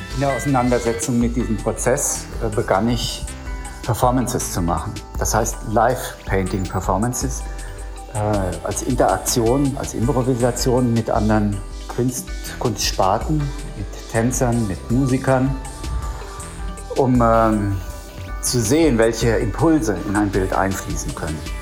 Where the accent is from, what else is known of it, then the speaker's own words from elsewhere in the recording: Germany; ich empfinde mich dann gerade, wenn ich im Ausland bin, ähm, ja, als, äh, als Deutscher